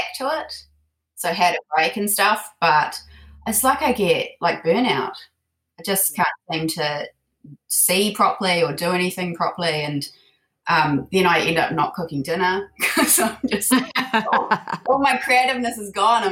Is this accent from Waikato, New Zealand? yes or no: yes; Te Awamutu, Waikato, New Zealand; I grew up in a small town in the Waikato. So Te Awamutu